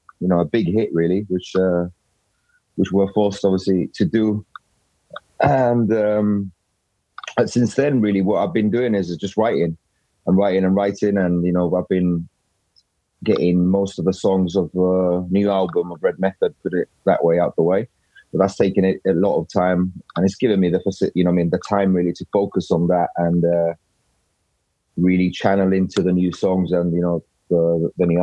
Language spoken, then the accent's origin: English; Gibraltar; moved away as an adult; I'm from Gibraltar